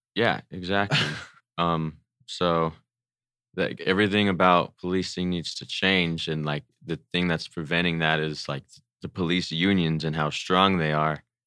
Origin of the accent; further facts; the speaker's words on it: Pomona, California, United States; I'm from Pomona